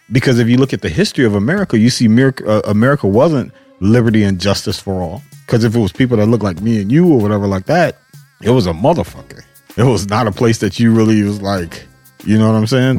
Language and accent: English; Cleveland, Ohio, United States; moved away as an adult; also born or lived in California; I was born in Cleveland, Ohio half Puerto Rican, half black